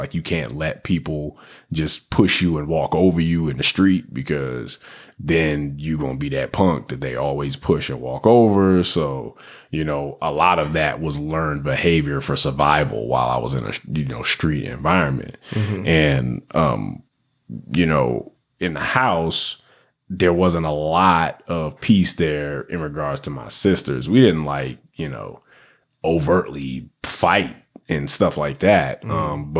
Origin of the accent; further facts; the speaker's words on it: Washington, District of Columbia, United States; when I grew up in Southeast DC, what is a spaz?